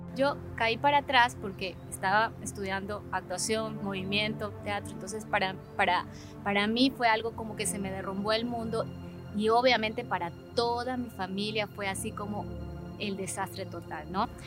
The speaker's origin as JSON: {"language": "Spanish", "country": "Ecuador", "said": "Soy ecuatoriana, efectivamente, de, familia ecuatoriana, humilde, sencilla, sensible"}